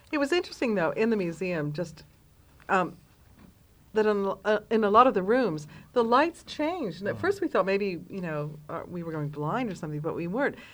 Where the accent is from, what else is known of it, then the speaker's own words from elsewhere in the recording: Detroit, Michigan, United States; now in London, United Kingdom; growing up in Detroit